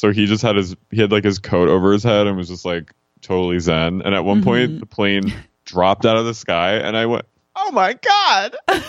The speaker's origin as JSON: {"language": "English", "town": "Philadelphia", "region": "Pennsylvania", "country": "United States", "moved": "yes", "said": "I'm from Philly. You know, I'm from Philly."}